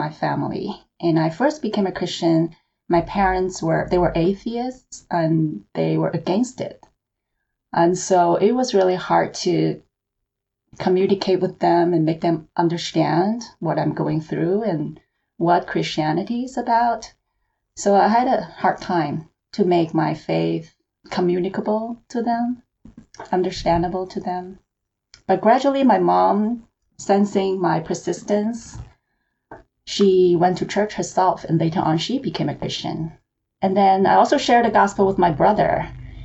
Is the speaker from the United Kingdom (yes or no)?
no; Hong Kong; moved away as an adult; also born or lived in China; now in Los Angeles, United States; I was born in China and I grew up in Hong Kong